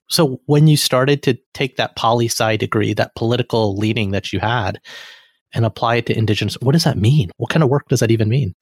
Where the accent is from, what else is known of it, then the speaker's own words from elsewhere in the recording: Alabama, United States; I'm from Alabama